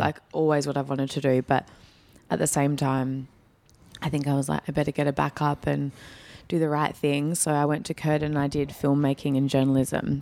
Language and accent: English; Perth, Western Australia, Australia; I'm born and bred in Perth, but my family, the background is, uh, from Northern Greece, so Greek Macedonian